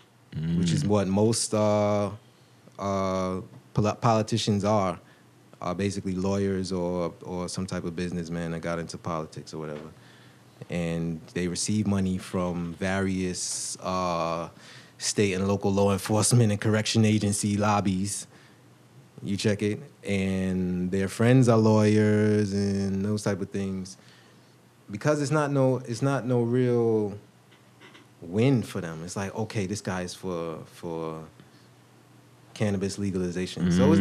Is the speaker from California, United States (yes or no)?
no; New York, United States; I'm from New York. I was born in New York.